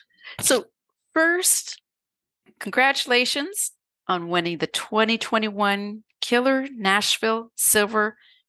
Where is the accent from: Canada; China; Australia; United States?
Canada; okay, I'm a Canadian, I'm in British Columbia on Vancouver Island